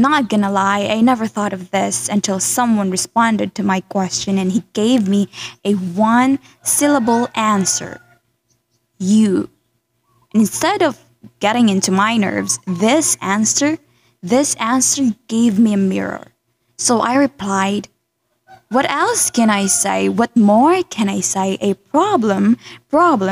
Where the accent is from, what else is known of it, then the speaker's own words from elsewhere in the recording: Philippines; English is a second language; my being a Filipina